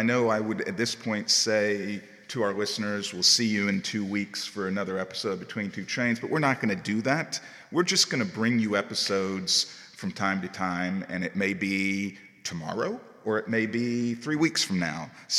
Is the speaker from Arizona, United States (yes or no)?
no; Chamblee, Georgia, United States; I've been in the area my whole life. I've been in Huntley Hills for 22 years now